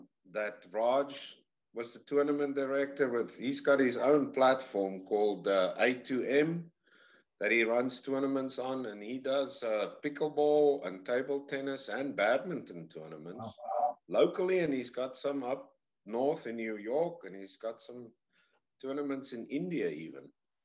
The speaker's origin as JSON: {"language": "English", "country": "South Africa", "moved": "as an adult", "lives_now": "United States", "said": "I say I'm from the deep south. I'm from South Africa originally."}